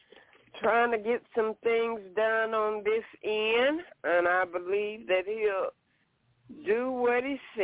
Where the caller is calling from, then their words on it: Alabama, United States; Hey, LaShun, this is … from Alabama.